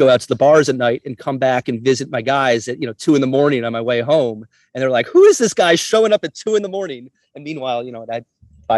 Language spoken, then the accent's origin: English; New York City, New York, United States; also born or lived in California; I'm from Manhattan and I was living in California pre 9/11